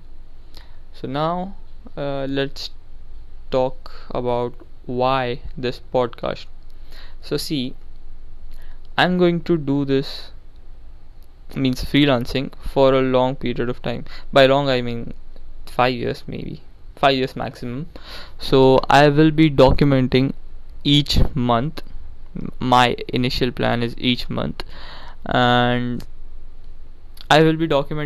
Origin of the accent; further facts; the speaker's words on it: India; now I'm from India